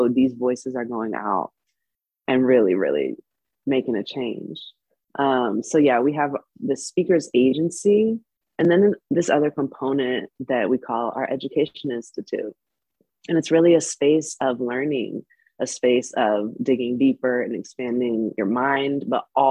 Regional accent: Bay Area, California, United States; moved away as an adult; also born or lived in Cuba / Los Angeles, United States; grew up in the Bay Area

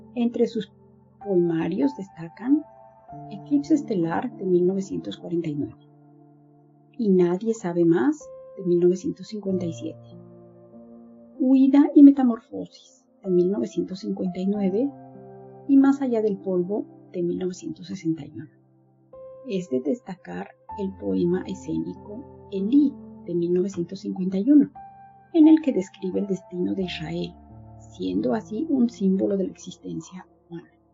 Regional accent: Mexico; now in Berlin, Germany; soy mexicana, vivo en Berlín, Alemania

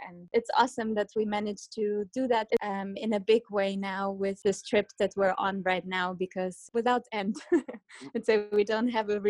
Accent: Germany; also born or lived in Kazakhstan; I moved with my entire family from Kazakhstan, where I was born, to Germany, where I then eventually grew up. I was 6 years old.

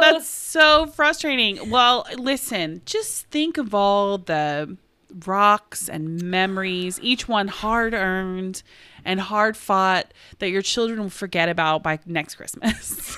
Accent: Oklahoma, United States; we're from Oklahoma

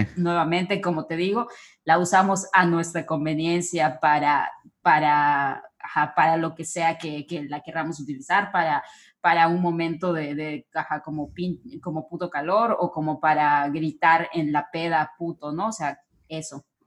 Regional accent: Mexico; nosotros como mexicanos

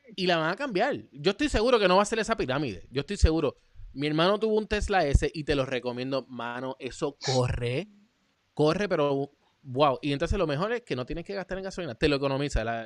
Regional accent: Puerto Rico; somos puertorriqueños

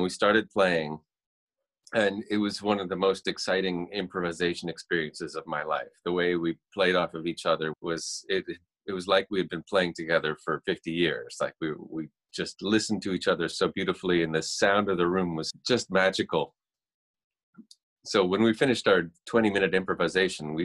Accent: Toronto, Ontario, Canada; I'm a musician from Canada. Toronto, Canada.

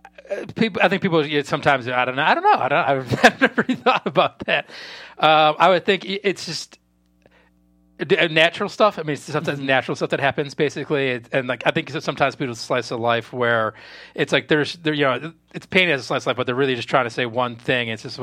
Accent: just outside Chicago, Illinois, United States; No, I grew up just outside Chicago, like a mile outside the city border. So, I mean, I'm from, you know, the area.

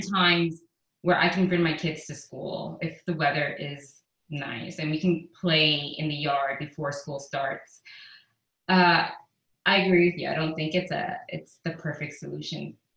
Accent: New York City, New York, United States; also born or lived in Caribbean; now in Houston, United States; I grew up in the Bronx. I'm from New York.

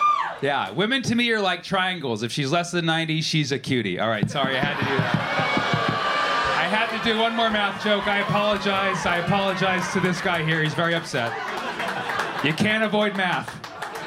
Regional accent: California, United States; I'm from California.

